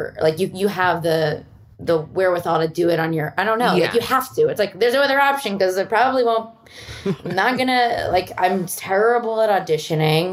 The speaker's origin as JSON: {"language": "English", "town": "Philadelphia", "region": "Pennsylvania", "country": "United States", "moved": "yes", "lives_now": "Los Angeles, United States", "said": "I'm from Philly"}